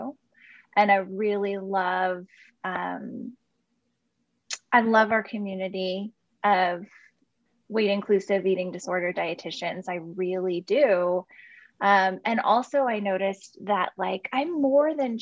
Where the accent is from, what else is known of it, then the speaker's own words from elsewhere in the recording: Portland, Oregon, United States; also born or lived in Southern California; I'm born and raised in Portland, Oregon. Grew up here and lived in Southern California for about 15 years for school and then ended up moving back.